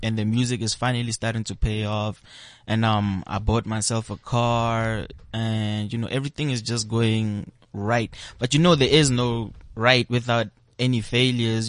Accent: Pretoria, Gauteng, South Africa; also born or lived in Kempton Park; I grew up in Pretoria, Sunnyside. We moved to different locations, you know, Kempton Park, but Pretoria, Sunnyside, that is my home.

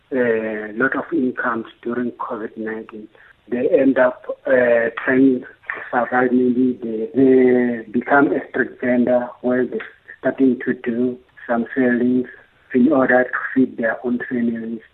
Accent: Limpopo, South Africa; also born or lived in Venda; now in Johannesburg, South Africa; I'm from Limpopo, but I'm based in Joburg.

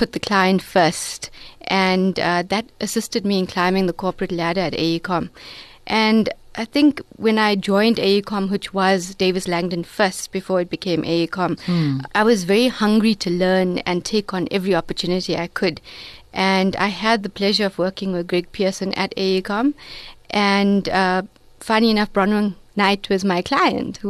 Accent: Durban, KwaZulu-Natal, South Africa; I'm a Durban girl from Reservoir Hills

